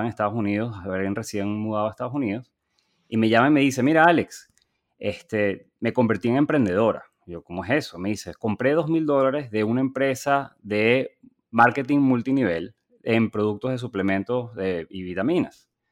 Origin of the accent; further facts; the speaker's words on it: Venezuela; moved away as an adult; also born or lived in Chile / Boston; now in United States; yo nací, crecí en Venezuela